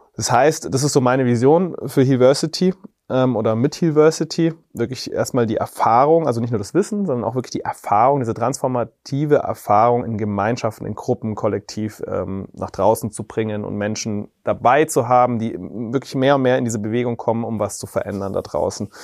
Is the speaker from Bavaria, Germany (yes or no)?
yes; Reichersbeuern, Bavaria, Germany; ich bin bei dort in Reichersbeuern aufgewachsen